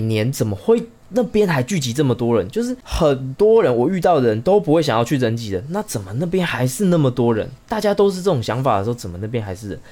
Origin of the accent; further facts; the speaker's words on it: Chiayi, Taiwan; moved away as an adult; also born or lived in Taipei; 我们是嘉义人嘛